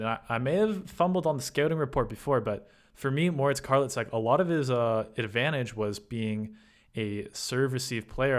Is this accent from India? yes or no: no; Canada; You know me as a Canadian